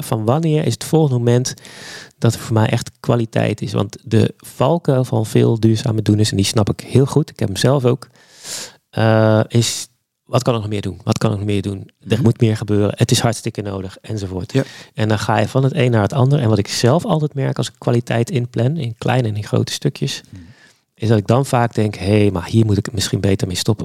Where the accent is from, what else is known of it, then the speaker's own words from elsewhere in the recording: Zeeland, Netherlands; ik kom uit Zeeland. Eh, opgegroeid met een vader